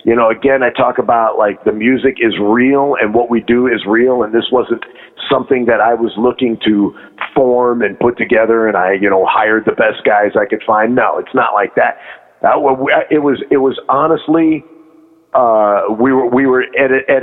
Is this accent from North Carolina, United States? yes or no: no; Richfield, Ohio, United States; also born or lived in Akron, Ohio / Detroit, Michigan; I grew up in Richfield, just where the old Coliseum used to be